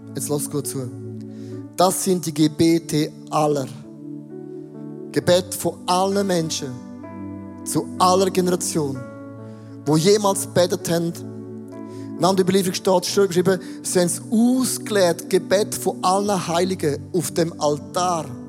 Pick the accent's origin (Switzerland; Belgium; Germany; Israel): Switzerland; als Schweizer